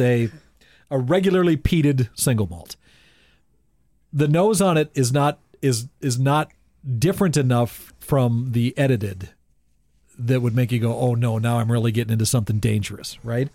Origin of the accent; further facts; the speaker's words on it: Bowman, United States; we're from Bowman